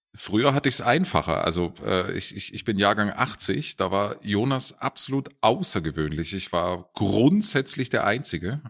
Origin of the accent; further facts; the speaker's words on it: Herrenberg, Baden-Württemberg, Germany; now in Munich, Germany; also genauer gesagt komme ich aus Herrenberg